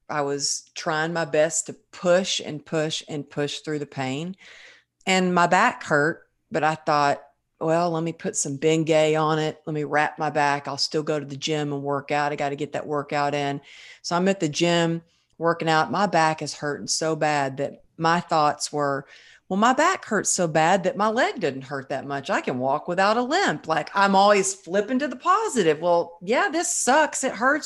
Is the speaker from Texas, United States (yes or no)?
yes; Texas, United States; growing up in Texas